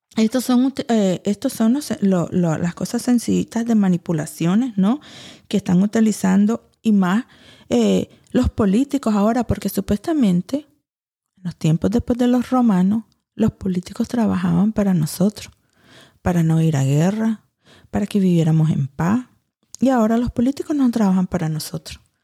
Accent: Louisiana, United States; moved away as an adult; also born or lived in Saudi Arabia; now in Nicaragua; he vivido ahí desde los dos años, criada en Luciana, con blancos, no me crié en Miami entre los cubanos y los latinos

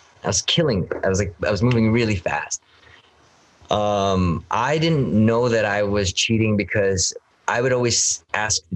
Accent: Canada

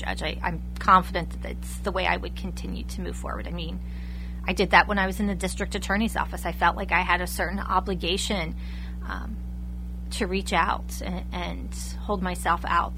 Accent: Lebanon County, Pennsylvania, United States; having been born and raised in Lebanon County

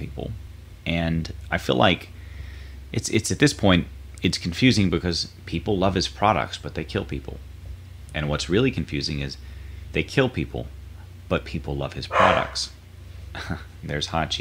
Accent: North Carolina, United States; now in Florida, United States; In my home state of North Carolina

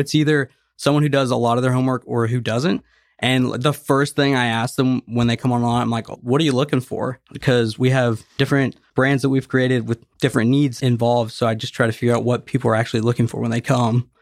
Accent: Nashville, Tennessee, United States; moved away as an adult; I'm from Nashville, Tennessee. If you've seen me at the place, I'm always wearing a Tennessee hat. I'm from Tennessee, born and raised

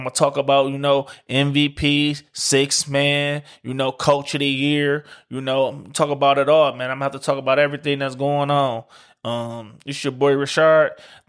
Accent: Detroit, Michigan, United States; I'm from Detroit.

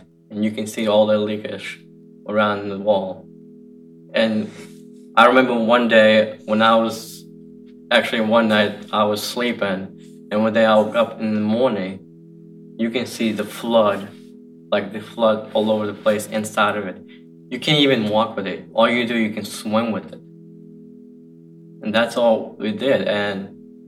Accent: Ukraine; moved away; I'm 25 years old, and I'm from Ukraine. I've lived in the orphanage 14 years.

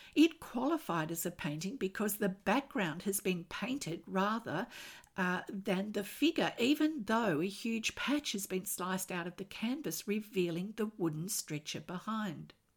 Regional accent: Australia; I'm an Australian textile artist

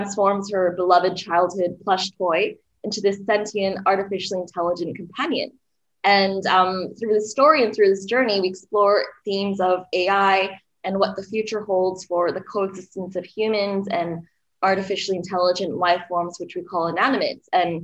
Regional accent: Singapore; moved away as an adult; also born or lived in Berkeley, United States / Melbourne, Australia; now in Los Angeles, United States; I was actually born and raised in Singapore. I went to high school there, and I moved over to the States to attend college at UC Berkeley

